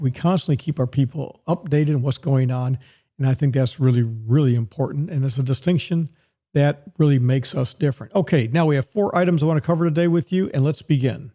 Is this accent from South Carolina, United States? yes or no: no; Dallas, Texas, United States; moved away; also born or lived in Tampa, Florida; My hometown is Dallas, Texas